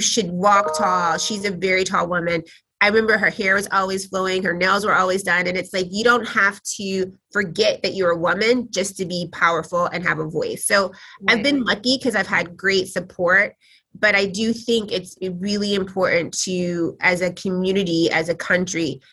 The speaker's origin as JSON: {"language": "English", "region": "Tennessee", "country": "United States", "tie": "born or raised there", "moved": "yes", "lives_now": "New York, United States", "said": "I grew up in Tennessee"}